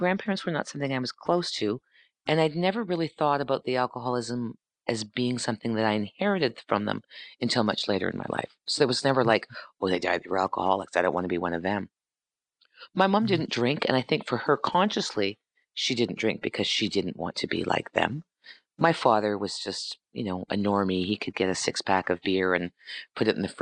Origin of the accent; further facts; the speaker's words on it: Sault Ste. Marie, Ontario, Canada; moved away as an adult; I grew up in Northern Ontario.